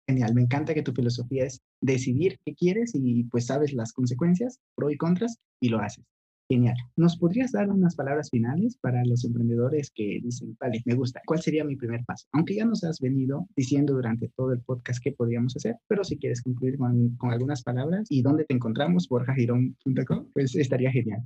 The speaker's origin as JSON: {"language": "Spanish", "country": "Ecuador", "said": "yo soy de Ecuador, no soy de, de, de México"}